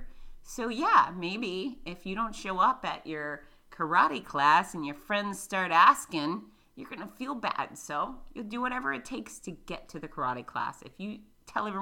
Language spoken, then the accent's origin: English; Florida, United States; accent: redneck; I'm from Florida